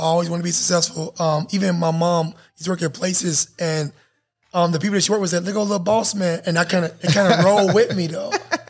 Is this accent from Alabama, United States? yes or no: yes; Selma, Alabama, United States; also born or lived in Atlanta, Georgia / Indianapolis, Indiana; now in Dallas, United States; I'm from originally from Selma, Alabama.